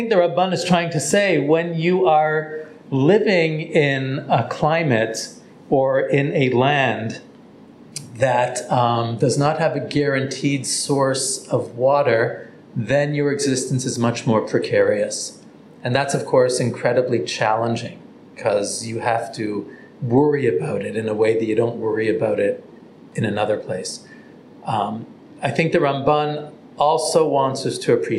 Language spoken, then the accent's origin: English; Toronto, Ontario, Canada; now in Israel; I grew up in Toronto